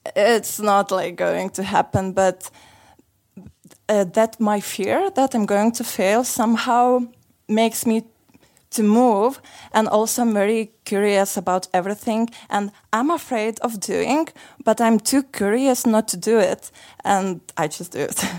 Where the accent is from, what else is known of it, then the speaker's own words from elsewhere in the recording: Lithuania; moved away as an adult; now in Sofia, Bulgaria; I am originally from Lithuania and for two last months I'm living in here in Bulgaria in Sofia